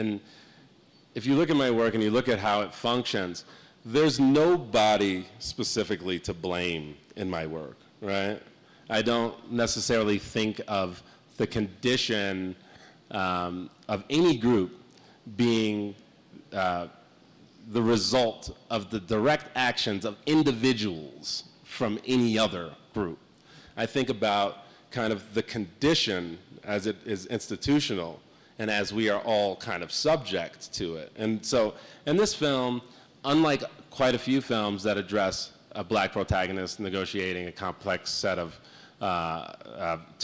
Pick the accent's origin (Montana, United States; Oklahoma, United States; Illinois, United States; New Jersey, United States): Illinois, United States; Skokie; also born or lived in Chicago; now in New York, United States; I grew up in Skokie